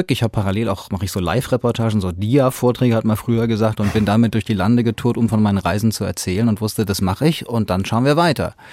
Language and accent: German; Hanau, Hesse, Germany; accent: Hessian; Nein, wobei, wenn ich in Bayern bin, dann ist tatsächlich äh, wenig mit Hessisch, aber, aber wenn ich zurückkomme, dann passiert